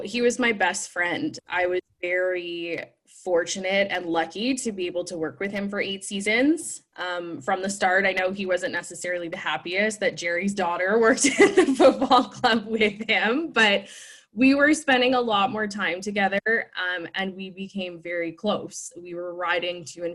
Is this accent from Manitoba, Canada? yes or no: yes; Winnipeg, Manitoba, Canada; being from, born and raised in Winnipeg